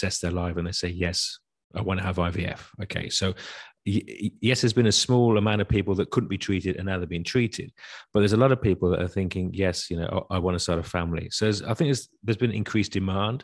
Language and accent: English; United Kingdom; moved away as an adult; also born or lived in Europe; Yes, I was born in Britain, but I've worked most of my life in Europe.